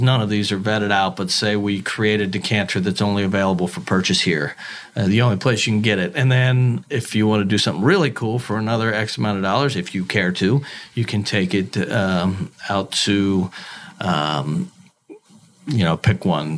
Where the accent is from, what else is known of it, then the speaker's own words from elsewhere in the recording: Cincinnati, Ohio, United States; moved away as an adult; also born or lived in Milwaukee; now in Kentucky, United States; I'm born and raised in Cincinnati